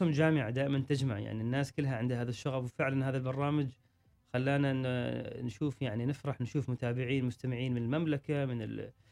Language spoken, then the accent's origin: Arabic; Oman; عندنا في عمان